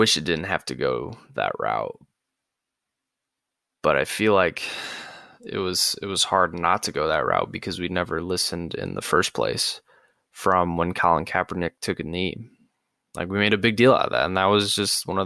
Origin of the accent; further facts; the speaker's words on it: St. Louis, Missouri, United States; I'm from St. Louis, and we had Ferguson, and I didn't live in Ferguson